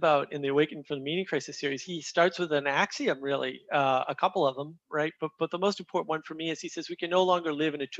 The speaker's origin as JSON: {"language": "English", "region": "New England", "country": "United States", "tie": "born or raised there", "said": "I grew up in New England"}